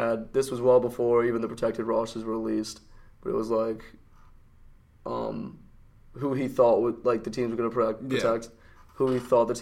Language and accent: English; Northern New Jersey, United States; I'm from Northern Jersey